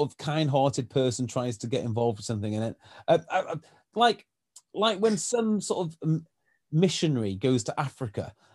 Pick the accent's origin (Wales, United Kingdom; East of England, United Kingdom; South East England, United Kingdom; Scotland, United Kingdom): Wales, United Kingdom; North